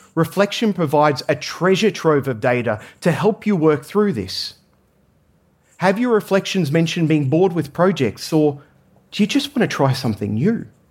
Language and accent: English; Australia; I grew up in Australia